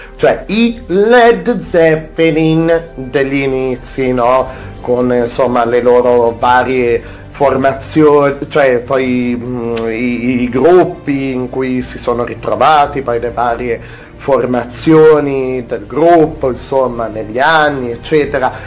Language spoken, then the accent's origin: Italian; Piedmont, Italy; sono sono piemontese